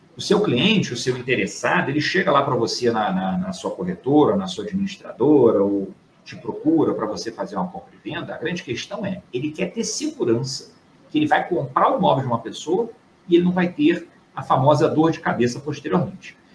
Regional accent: Rio de Janeiro, Brazil; estou aqui do Rio de Janeiro, sou carioca

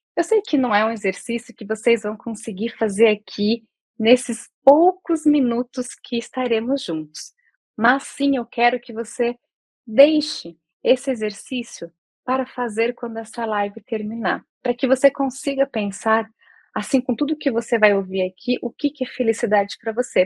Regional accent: Campinas, São Paulo, Brazil; now in Porto Alegre, Brazil; moro aqui em Porto Alegre, mas sou nascida em Campinas

